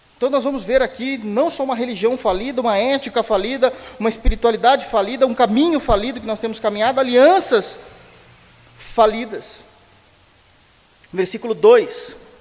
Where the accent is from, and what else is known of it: Brazil